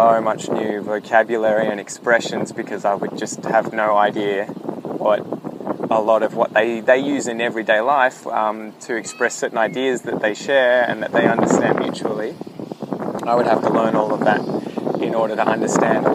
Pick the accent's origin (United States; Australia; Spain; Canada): Australia; accent: Australian; I am a fair dinkum Australian. So that means that I am a real Australian person. I'm actually from Australia.